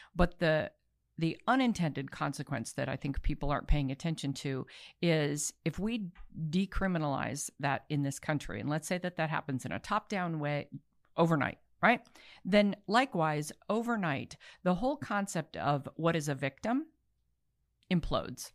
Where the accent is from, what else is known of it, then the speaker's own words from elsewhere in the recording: Baltimore, Maryland, United States; I'm from Baltimore